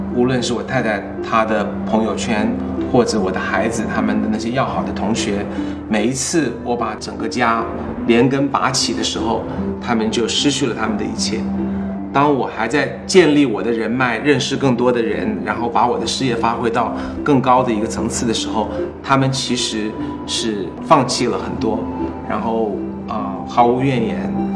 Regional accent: United States; 我在美国长大不会忘记我的中文

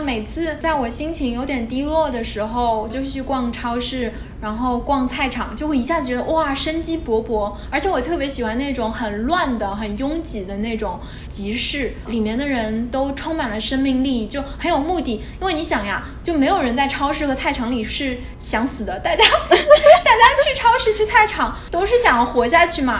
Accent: Shanghai, China; now in New York, United States; 作为一个上海人，吃了个泡饭配了条咸鱼。在纽约的布鲁克林有一个工厂，专门做烟熏鱼的工厂。

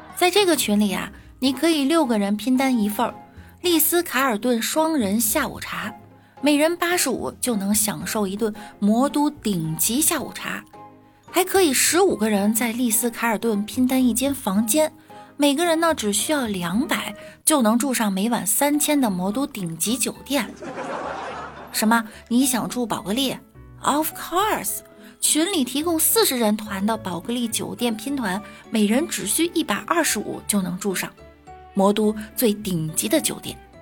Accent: Beijing, China; 我们北京人

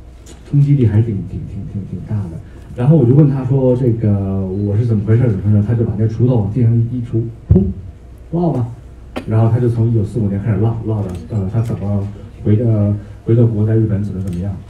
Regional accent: Beijing, China; 我是我是我是北京人，

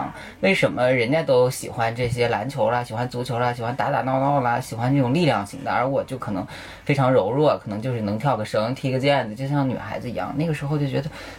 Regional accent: Shanxi, China; moved away as an adult; now in Beijing, China; 我是山西人。

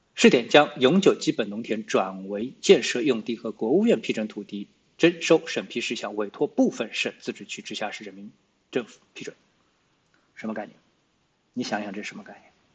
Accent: China; 我们中国人最强大的东西是什么？内需

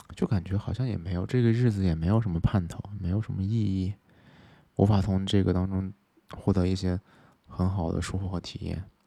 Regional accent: Xinjiang, China; moved away as an adult; now in Chengdu, China; 我是在新疆出生的

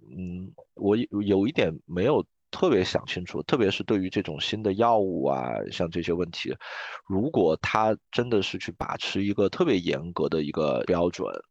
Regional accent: China; 我作为一个中国人

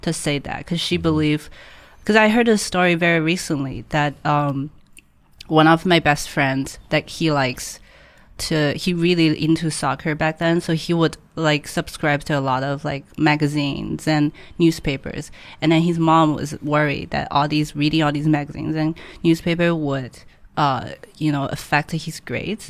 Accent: Hangzhou, Zhejiang, China; English is a second language; moved away as an adult; now in Shanghai, China; I born and grew up in Hangzhou.

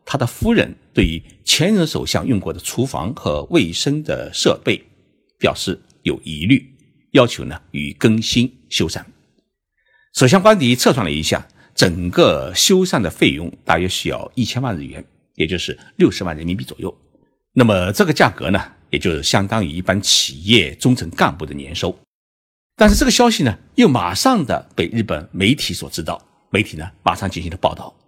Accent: China; 我们中国人在送礼时啊

